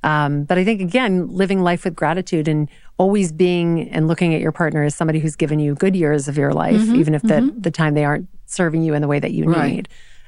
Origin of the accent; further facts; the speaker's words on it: the South, United States; I'm from the South